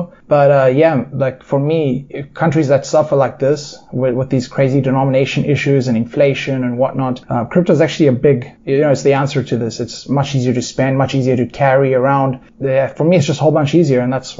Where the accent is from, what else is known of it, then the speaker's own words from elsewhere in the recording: South Africa; moved away as an adult; now in Indonesia; I come from South Africa and we've got, you know, much smaller denominations.